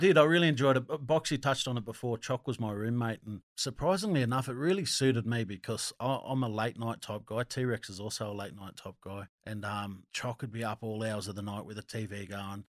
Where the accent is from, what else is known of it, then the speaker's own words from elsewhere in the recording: Wildgoat, New South Wales, Australia; moved away; I'm from Wildgoat originally